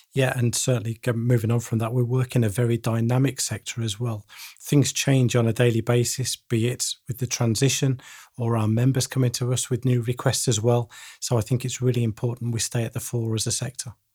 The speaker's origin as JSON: {"language": "English", "town": "Bedworth", "region": "West Midlands", "country": "United Kingdom", "tie": "born or raised there", "said": "my hometown of Bedworth in the Midlands"}